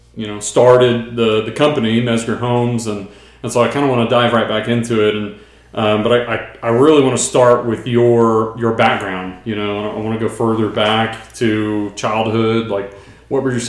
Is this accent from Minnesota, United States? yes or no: no; Brenham, Texas, United States; I grew up in Brenham, so another small town